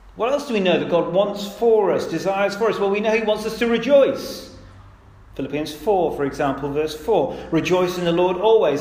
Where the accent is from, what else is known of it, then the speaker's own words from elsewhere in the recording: United Kingdom; I'm British